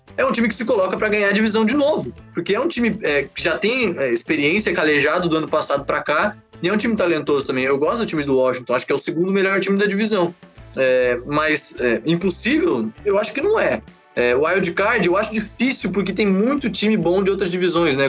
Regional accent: Florianópolis, Santa Catarina, Brazil; Eu sou aqui de Florianópolis, jogo flag aqui em Floripa

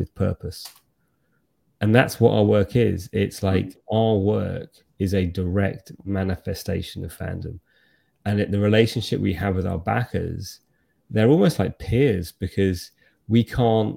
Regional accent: United Kingdom; as a Brit

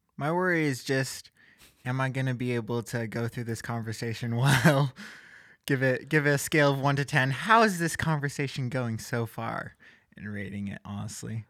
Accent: Gig Harbor, Washington, United States; I'm from Gig Harbor, Washington

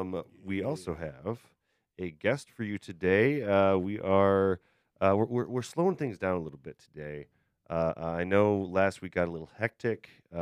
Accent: Beloit, Wisconsin, United States; This is an old friend of me and Kevin. We grew up in Beloit together.

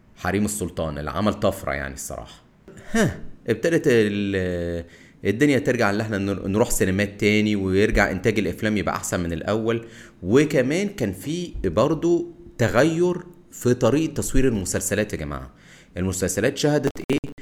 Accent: Egypt; علينا كمصريين

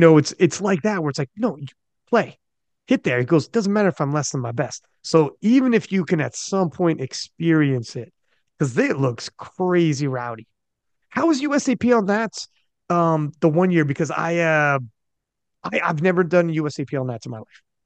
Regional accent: Canada; I'm Canadian

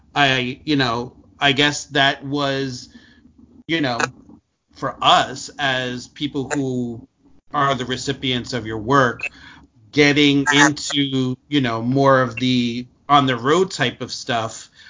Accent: Newark, New Jersey, United States; I grew up in in in Newark, so it was just the culture that I was surrounded

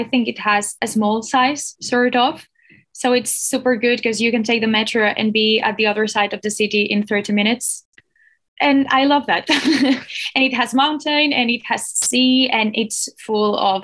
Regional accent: Barcelona, Catalonia, Spain; moved away as an adult; also born or lived in Stockholm; now in Finland; I'm also from Barcelona

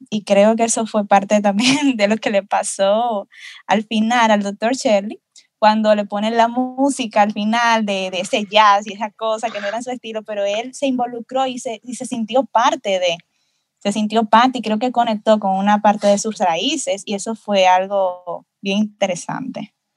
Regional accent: Dominican Republic; yo como soy de República Dominicana

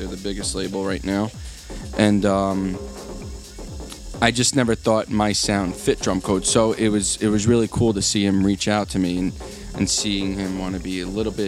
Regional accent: New York, United States; now in New Jersey, United States; I'm originally from New York, and now I live in New Jersey

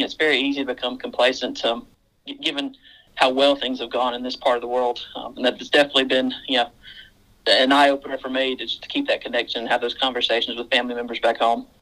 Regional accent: Mississippi, United States; now in Central Queensland, Australia; I'm uh, originally from Mississippi

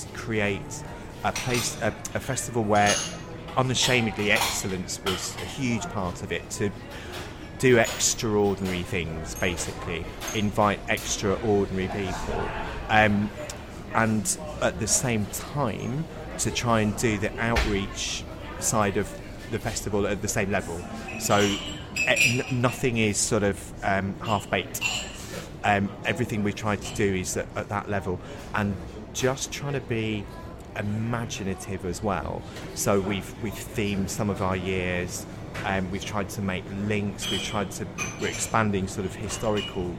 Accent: Wolverhampton, West Midlands, United Kingdom; I grew up in the West Midlands, and the bit I was on the border between the West Midlands and Staffordshire

